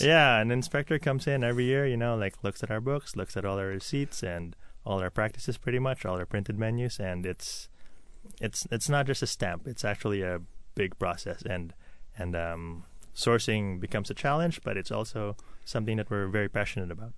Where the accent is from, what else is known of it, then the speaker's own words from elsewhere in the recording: Philippines; also born or lived in New York / Toronto; now in Seattle, United States; I grew up in the Philippines